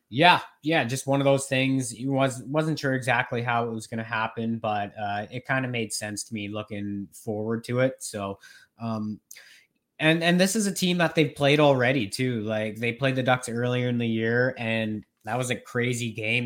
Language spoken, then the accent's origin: English; Norwich, Ontario, Canada; moved away; also born or lived in Rocky Mountains; I am back in my hometown, Norwich, Ontario